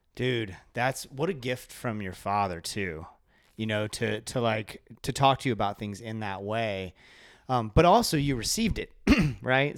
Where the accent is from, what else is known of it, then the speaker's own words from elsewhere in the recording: Kentucky, United States; I was born in Kentucky